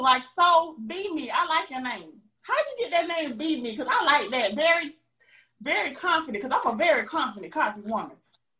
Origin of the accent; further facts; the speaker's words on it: Augusta, Georgia, United States; moved away as an adult; now in Atlanta, United States; I'm from Augusta, Georgia.